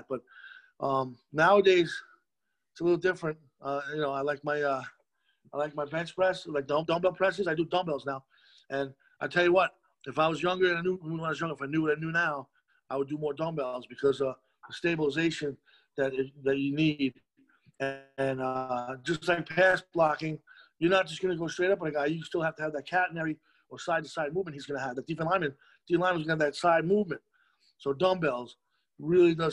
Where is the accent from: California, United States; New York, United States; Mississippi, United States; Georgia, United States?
New York, United States; Monroe; also born or lived in Rockaway, Queens, New York; almost 4 years old, we moved up to Monroe. Monroe Woodbury High School was where I went to high school